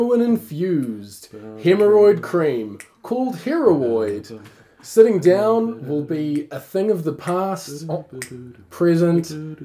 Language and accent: English; Tauranga, Bay of Plenty, New Zealand; we're both from Tauranga